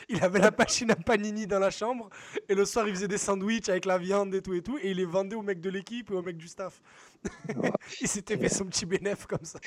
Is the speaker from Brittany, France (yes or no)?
no; Marseille, Provence-Alpes-Côte d'Azur, France; j'ai grandi à la Castellane